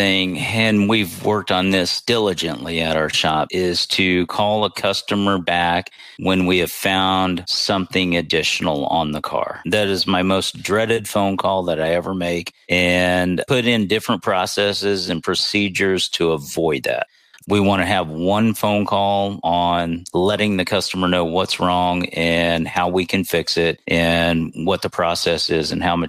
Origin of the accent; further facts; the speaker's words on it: Pensacola, Florida, United States; But I mainly grew up, my high school years were in Pensacola, Florida.